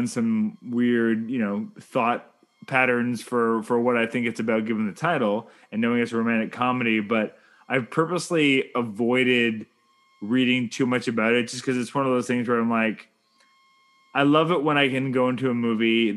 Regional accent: Canada; I'm Canadian filmmaker

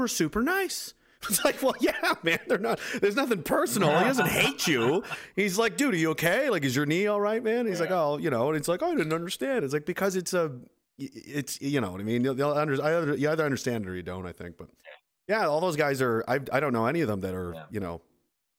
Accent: Nova Scotia, Canada; moved away as an adult; now in Saskatoon, Canada; I am from Nova Scotia. I'm currently in Saskatoon area

